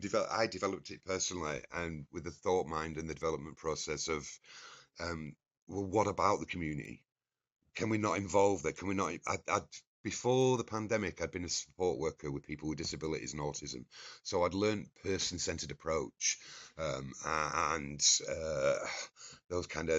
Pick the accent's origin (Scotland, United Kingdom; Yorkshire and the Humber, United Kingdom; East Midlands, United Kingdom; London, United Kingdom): Yorkshire and the Humber, United Kingdom; Scarborough; I grew up in North Yorkshire in Scarborough